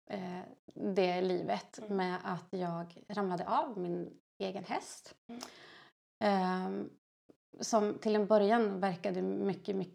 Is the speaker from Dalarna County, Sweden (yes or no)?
yes; Dalarna County, Sweden; now in Hammarö, Sweden; jag kommer från Dalarna.